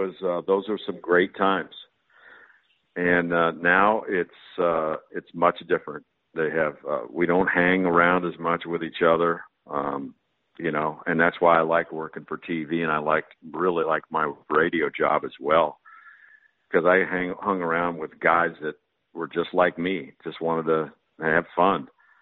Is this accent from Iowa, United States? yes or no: no; California, United States; I'm from California